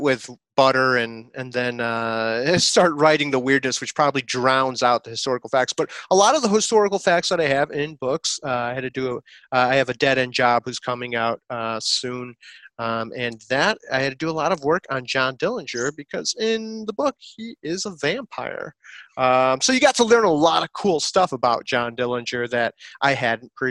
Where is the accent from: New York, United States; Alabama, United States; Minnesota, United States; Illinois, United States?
Illinois, United States; Chicago; moved away as an adult; also born or lived in the South (US); now in the South, United States; I grew up, lived in Chicago my whole life pretty much